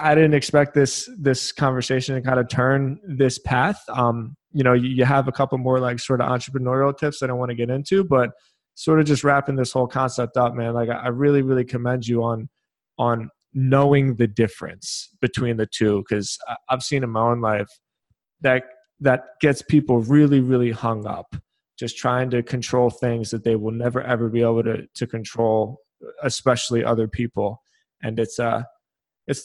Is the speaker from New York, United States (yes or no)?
no; Philadelphia, Pennsylvania, United States; When I was younger, I was raised in Philadelphia